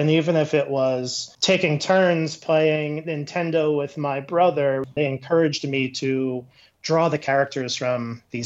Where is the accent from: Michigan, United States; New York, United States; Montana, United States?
New York, United States; moved away as an adult; now in Denver, United States; I'm from New York, but I moved out to Denver about 5 years ago